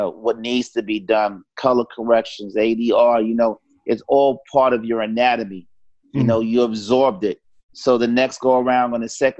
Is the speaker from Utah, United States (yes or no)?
no; New York City, New York, United States; also born or lived in Harlem; growing up in Far Rockaway